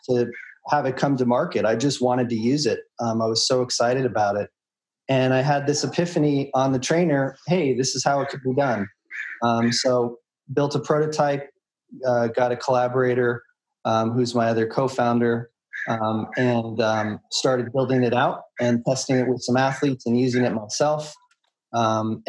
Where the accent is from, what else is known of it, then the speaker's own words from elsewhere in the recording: Boulder, Colorado, United States; I started in growing up in Boulder, Colorado